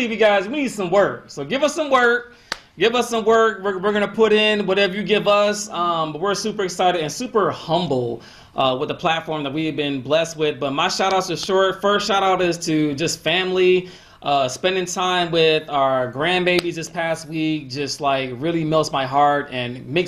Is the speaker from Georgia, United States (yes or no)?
yes; Atlanta, Georgia, United States; moved away; showing homage to my hometown